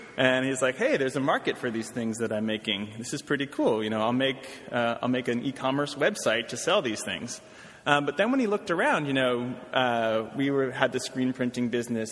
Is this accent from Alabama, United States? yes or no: no; Washington, District of Columbia, United States; moved away as an adult; also born or lived in Brooklyn, New York / Oberlin, Ohio; now in New York, United States; I'm from Washington, D.C. originally